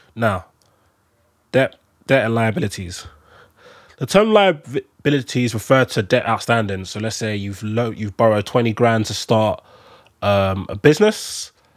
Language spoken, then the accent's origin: English; London, United Kingdom; I'm, I'm a Londoner